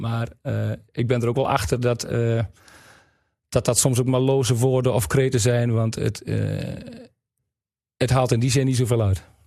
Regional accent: Wapserveen, Drenthe, Netherlands; Ik kom uit Wapsveen

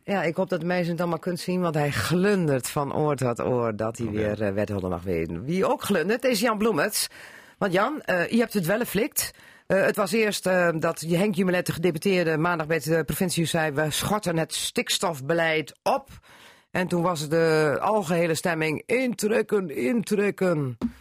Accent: Drenthe, Netherlands; we zijn Drenten onder elkaar

